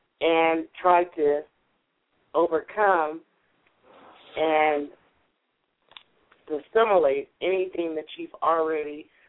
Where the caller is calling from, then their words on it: California, United States; Oh, California.